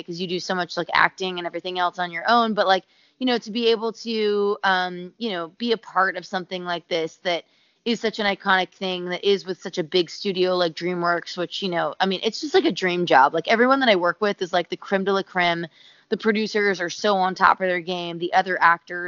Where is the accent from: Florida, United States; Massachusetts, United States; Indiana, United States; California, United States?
Florida, United States; Tampa; moved away; I'm born and raised in Tampa, Florida, which my parents still live in.